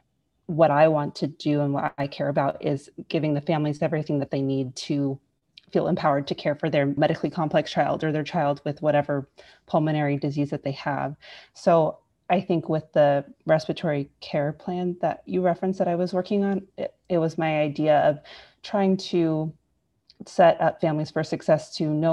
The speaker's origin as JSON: {"language": "English", "area": "Bay Area", "region": "California", "country": "United States", "moved": "as an adult", "lives_now": "Los Angeles, United States", "said": "I'm originally from the Bay Area, California, but I've moved around all over for my medical training"}